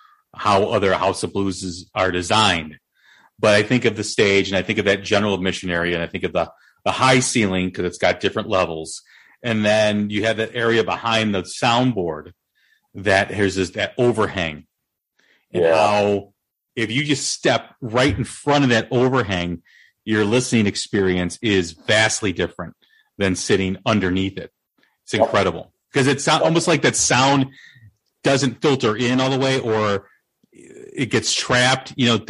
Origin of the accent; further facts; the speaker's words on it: Des Plaines, Illinois, United States; my hometown, Des Plaines.